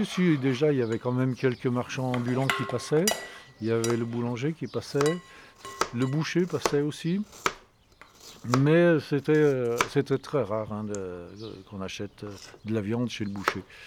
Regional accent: Saint-Pierre-d'Albigny, Auvergne-Rhône-Alpes, France; also born or lived in Fréterive; je suis né à Saint-Pierre-d'Albigny, j'habite Frétrive

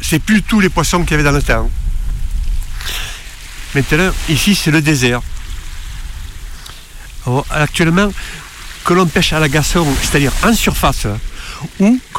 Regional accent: Marseille, Provence-Alpes-Côte d'Azur, France; moved away as an adult; J'ai quitté Marseille euh, il y en 1960, quand je suis venu en Bretagne faire l'armée.

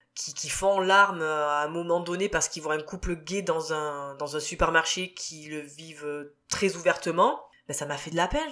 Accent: France; accent: French; avec mon accent français

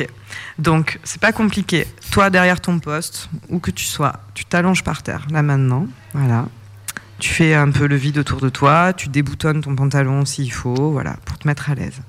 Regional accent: Provence-Alpes-Côte d'Azur, France; je suis originaire de Provence, c'est mon pays

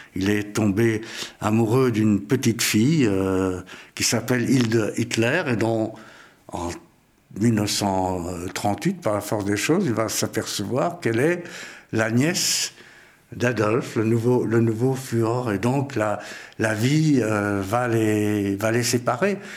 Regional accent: Vienna, Austria; moved away; je suis né à Vienne, en Autriche, et j'ai quitté l'Autriche dans des circonstances pas pareil à celle de Cyril

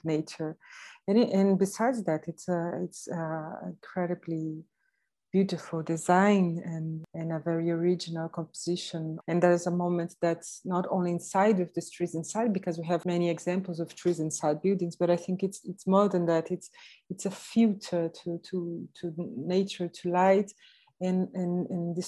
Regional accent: Rio de Janeiro, Brazil; moved away as an adult; now in London, United Kingdom; I come from Rio

